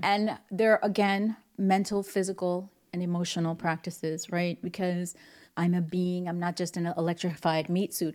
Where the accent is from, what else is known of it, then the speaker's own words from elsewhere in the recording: New York City, New York, United States; moved away; also born or lived in Hollywood; growing up in the Bronx